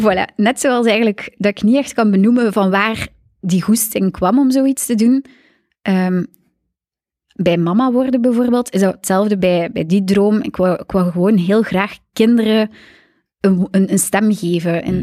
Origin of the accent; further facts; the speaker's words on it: Aalter, Flanders, Belgium; now in Zoersel, Belgium; Ik ben van Aalter. Net over Gent, tussen Gent en Brugge